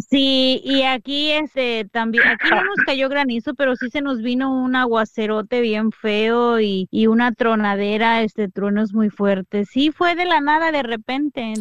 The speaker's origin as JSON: {"language": "Spanish", "country": "Mexico", "moved": "yes", "lives_now": "United States", "said": "soy mexicana"}